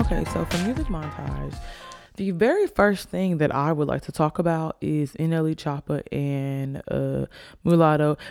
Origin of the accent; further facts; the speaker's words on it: Alabama, United States; I'm from Alabama